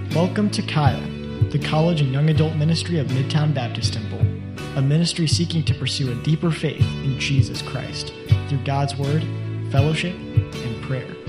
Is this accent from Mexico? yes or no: yes; Mexico; I'm from Mexico.